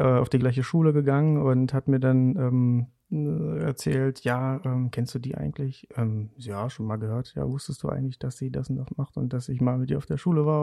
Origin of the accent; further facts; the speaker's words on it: Saxony-Anhalt, Germany; moved away as an adult; ich komme ursprünglich aus Sachsen-Anhalt